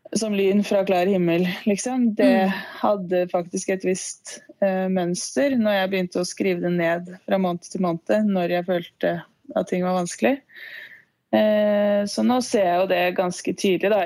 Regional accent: Lillehammer, Innlandet, Norway; moved away as an adult; also born or lived in Ås; egentlig fra Ås, men jeg flytta til Lillehammer da jeg begynte i fjerde klasse på barneskolen

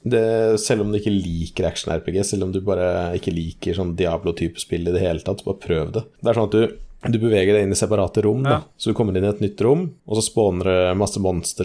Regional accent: Norway; jeg er norsk

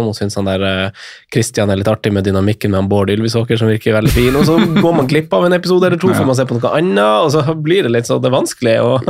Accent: Eastern Norway, Norway; Hun er derfra, jeg kommer jo fra, fra Østlandet

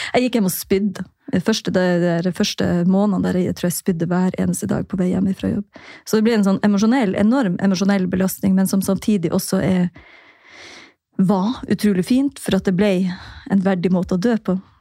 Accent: Jossevatn, Troms, Norway; born or raised there; now in Tromsø, Norway

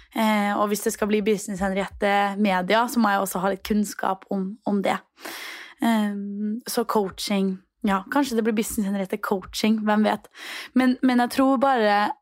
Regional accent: Trondheim, Trøndelag, Norway; moved away as an adult; now in Copenhagen, Denmark; hjemme i Trondheim

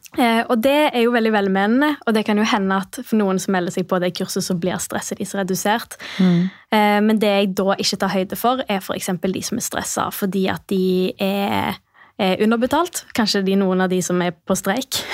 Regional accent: Stavanger, Rogaland, Norway; moved away as an adult; also born or lived in Bergen; jeg kommer fra Stavanger. Ja. Har bodd i Bergen i jeg tror det er nesten elleve år. Nylig flytta tilbake.

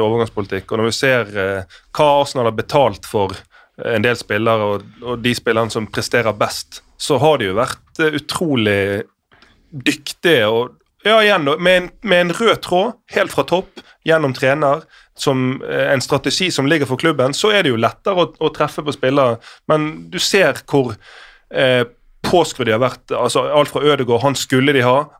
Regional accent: Norway; Da smiler man litt som, som nordmann.

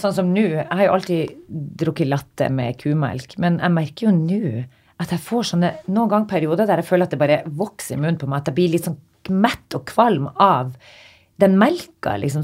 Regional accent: Northern Norway, Norway; Jeg er fra Nord-Norge.

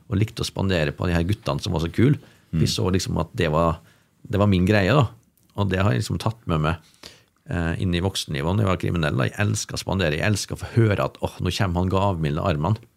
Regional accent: Molde, Møre og Romsdal, Norway; moved away; also born or lived in Oslo; til min familie på Bolsøya, der jeg vokste opp

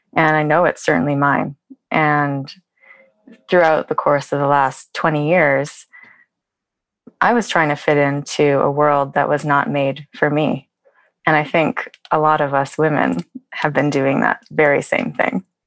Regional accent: Vancouver, British Columbia, Canada; moved away as an adult; now in Oslo, Norway; I'm originally from Vancouver, Canada, and my family is here

